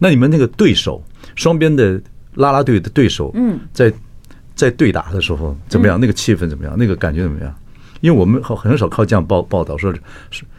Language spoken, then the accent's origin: Chinese; Northeast China, China; accent: Northeastern (Dongbei); 我有口音，我发不出这个音。 {S1} 对， {S0} 我有点东北腔，